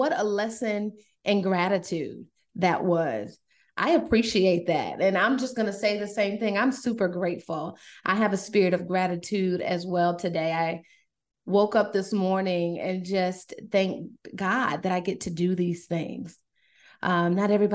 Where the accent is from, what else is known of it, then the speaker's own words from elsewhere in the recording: Durham, North Carolina, United States; also born or lived in New York; I grew up in Durham, originally from New York, but I was raised in Durham